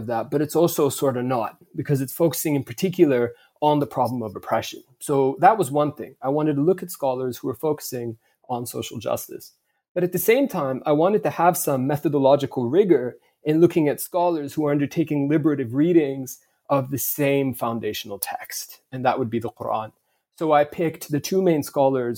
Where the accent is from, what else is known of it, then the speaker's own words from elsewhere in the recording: Vancouver, British Columbia, Canada; I grew up in Vancouver. That's my hometown.